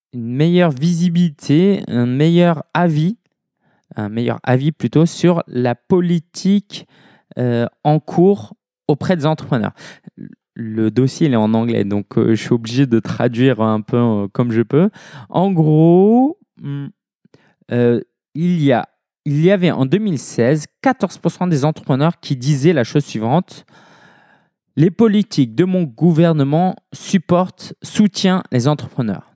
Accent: Paris, Île-de-France, France; je suis parisien

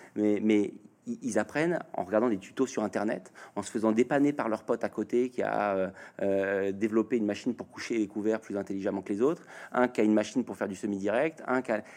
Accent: Normandy, France; je suis normand.

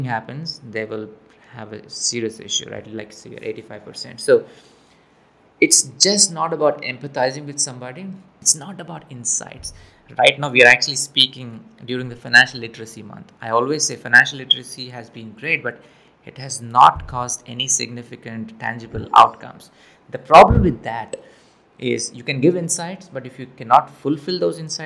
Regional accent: India; moved away as an adult; now in United States; I'm from India, came to the US.

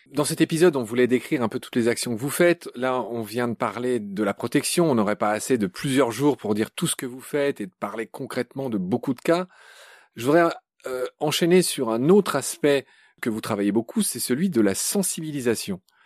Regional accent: Alsace or Lorraine, Grand Est, France; ma région natale

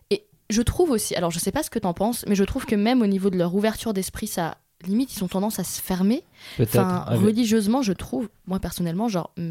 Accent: France; Alors moi qui ai grandi, je suis née en France

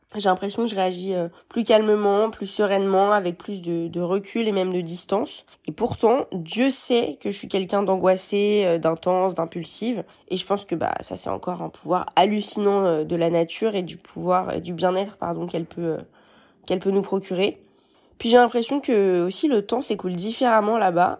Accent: Neuilly-sur-Seine, Île-de-France, France; je suis née à Neuilly-sur-Seine où j'habite

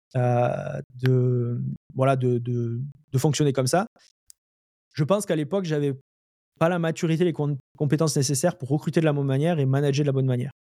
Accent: Lozère, Occitania, France; moved away as an adult; also born or lived in Montpellier, France; now in Montreal, Canada; je suis né en France, euh, en, en, Lozère. après j'ai, vécu pas mal à Montpellier.

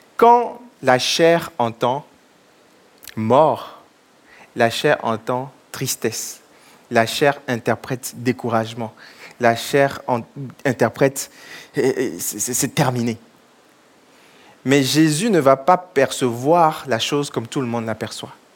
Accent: Togo; Je suis originaire du Togo, mes parents sont, du Togo

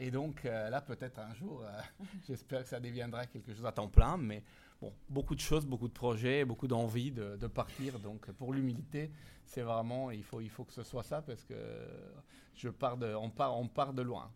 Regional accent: Italy; accent: Italian; French is a second language; moved away as an adult; also born or lived in Ireland; now in France; je suis italien

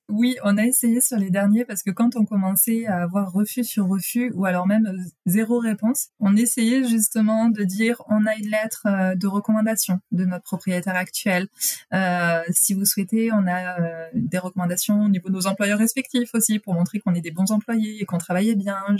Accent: France; moved away as an adult; now in Quebec City, Canada; on est français

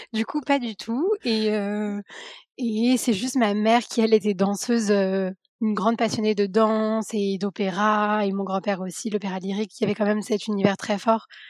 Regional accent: Paris, Île-de-France, France; j'ai grandi à Paris, je suis née à Paris

